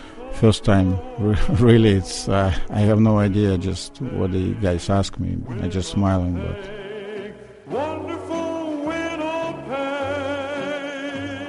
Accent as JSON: {"language": "English", "region": "Moscow", "country": "Russia", "tie": "born or raised there", "also_born_or_lived": "Winnipeg", "second_language": "English", "moved": "as an adult", "said": "Those years when I grew up in Russia"}